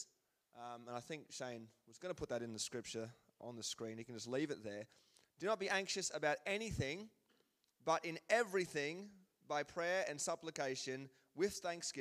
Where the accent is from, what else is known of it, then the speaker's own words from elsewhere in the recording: Queensland, Australia; moved away; I'm from Queensland, which means that the grass grows like 100 times faster than it does here.